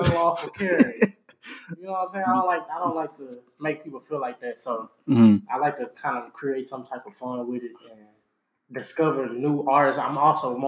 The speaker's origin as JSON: {"language": "English", "region": "Georgia", "country": "United States", "moved": "yes", "lives_now": "Houston, United States", "said": "even before I moved to Houston, Texas. You know, I'm from Georgia"}